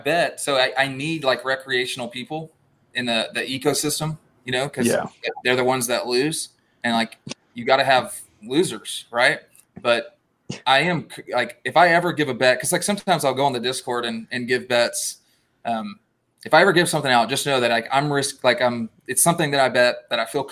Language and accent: English; Southeast Texas, United States; moved away; also born or lived in Lubbock, Texas; I'm from Southeast Texas. I'm so Cajun